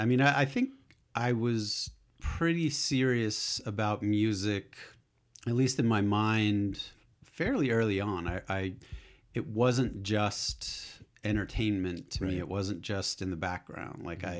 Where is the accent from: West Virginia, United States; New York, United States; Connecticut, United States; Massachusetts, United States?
Massachusetts, United States; Acton; So I'm not a born and bred Bostonian, right. But yeah. As you can probably tell from my accent, but I consider myself that's my adopted town for sure.